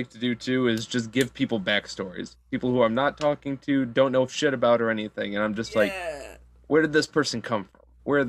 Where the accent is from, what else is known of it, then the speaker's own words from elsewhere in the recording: Michigan, United States; I'm from Michigan, so our shorelines are lake shores